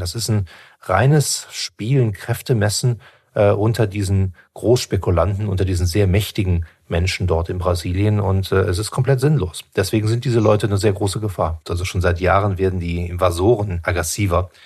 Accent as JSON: {"language": "German", "country": "Germany", "said": "bei uns in Deutschland"}